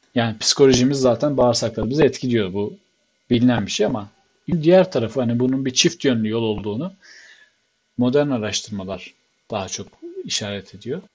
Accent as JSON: {"language": "Turkish", "region": "Black Sea Region", "country": "Turkey", "said": "ben bir Karadenizli olarak"}